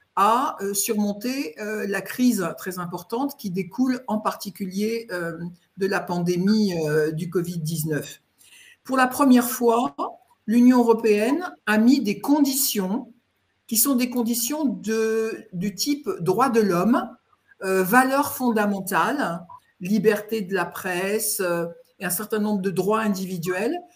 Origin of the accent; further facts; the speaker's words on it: France; je suis française, euh, mais pour dire les choses, ma famille est d'origine alsacienne